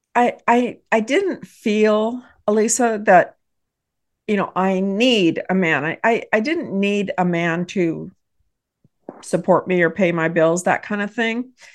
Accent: Texas, United States; I am a business owner, and I hail from Texas

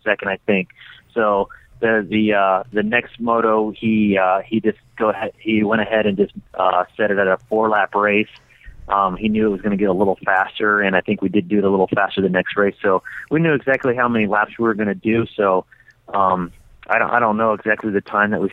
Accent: Ohio, United States; moved away as an adult; now in Idaho, United States; I've born and raised on the East Coast in Ohio and actually moved to Idaho about a year and a half ago

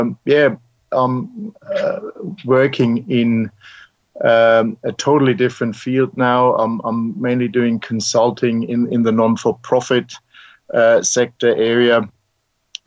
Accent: Germany; moved away as an adult; now in Mornington, Australia; as you may recognize from my accent, I'm not born in Australia, originally from Germany, and I came out here 22 years ago this year.

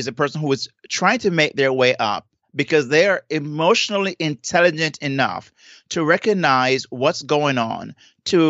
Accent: Saint Elizabeth, Jamaica; now in South Florida, United States; I'm from St. Elizabeth

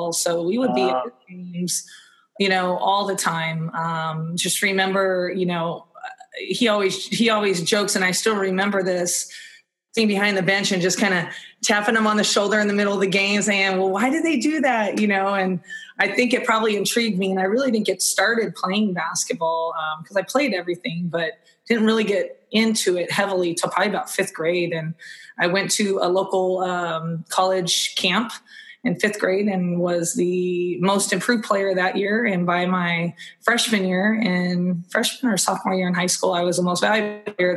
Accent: Manteca, California, United States; I grew up in Northern California in a town called Manteca

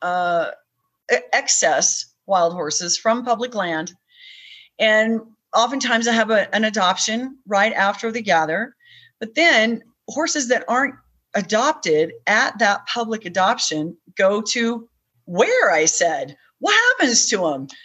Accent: Kansas City, Missouri, United States; moved away; I grew up in Kansas City

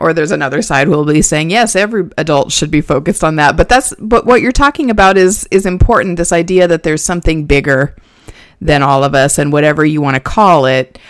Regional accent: Nebraska, United States; now in Indiana, United States; I grew up in Nebraska

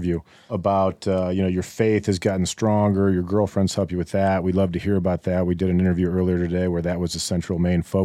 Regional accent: St. Louis, Missouri, United States; we're from St. Louis

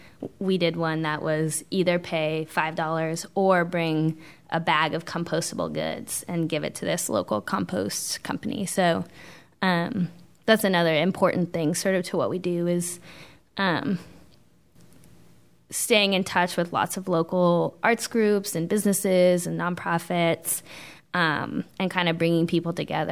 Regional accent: West Coast, United States; I'm from the West Coast, so it's kind of... I'm laissez-faire.

